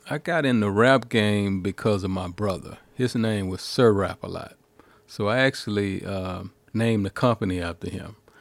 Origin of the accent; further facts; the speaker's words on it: the South, United States; we're from the South, and we just had different stories